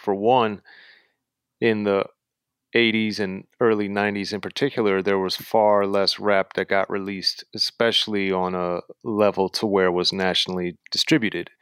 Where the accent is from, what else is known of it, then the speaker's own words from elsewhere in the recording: Maryland, United States; I was born and raised in Maryland, uh, right in between Baltimore and D C